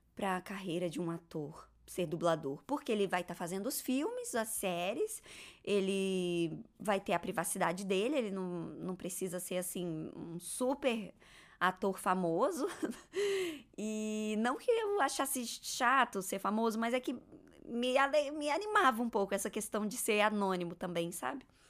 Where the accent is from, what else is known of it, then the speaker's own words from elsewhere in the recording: Gama, Federal District, Brazil; moved away; Eu nasci em Brasília, eu sempre morei no Gama, que é uma cidade satélite de Brasília.